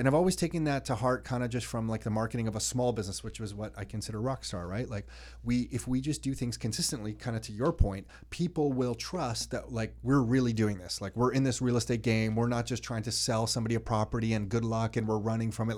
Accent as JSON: {"language": "English", "town": "Mississauga", "region": "Ontario", "country": "Canada", "tie": "born or raised there", "said": "I grew up in Mississauga around a lot of Italians"}